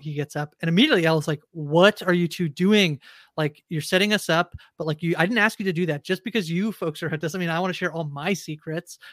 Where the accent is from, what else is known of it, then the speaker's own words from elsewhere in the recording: Canada; I know I'm Canadian